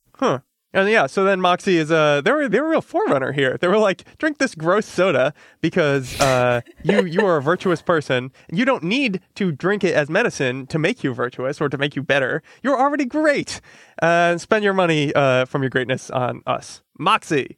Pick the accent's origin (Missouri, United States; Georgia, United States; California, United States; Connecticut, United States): Connecticut, United States; I'm from Connecticut